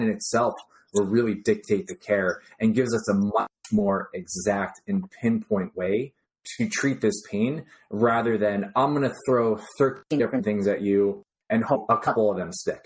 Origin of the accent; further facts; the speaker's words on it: New Jersey, United States; I grew up in New Jersey.